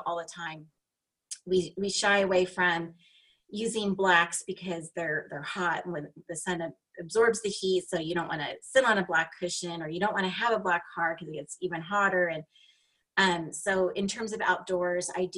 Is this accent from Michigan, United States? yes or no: no; Los Angeles, California, United States; So I live in Southern California, and I'm from the beaches of LA. So very iconic beaches. A lot of movies and TV shows are filmed in my hometown